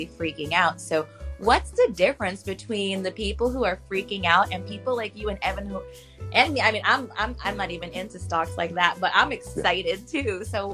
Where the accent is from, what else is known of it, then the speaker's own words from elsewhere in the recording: New York, United States; I'm from New York. I'm in New York right now.